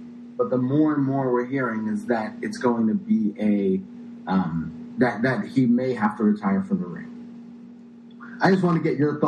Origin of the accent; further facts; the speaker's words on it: United States; I'm an American